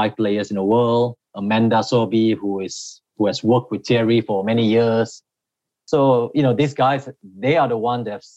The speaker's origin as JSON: {"language": "English", "country": "Malaysia", "moved": "yes", "lives_now": "United States", "said": "as a Malaysian"}